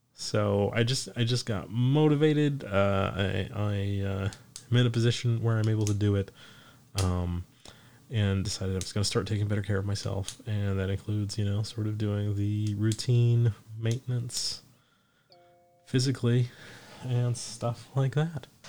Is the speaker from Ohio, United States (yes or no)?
no; Forsyth County, Georgia, United States; it's from my hometown, if I do the the Forsyth County News from Forsyth County, Georgia